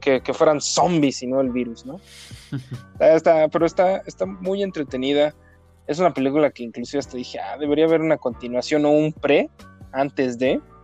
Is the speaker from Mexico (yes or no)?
yes; Mexico; soy mexicano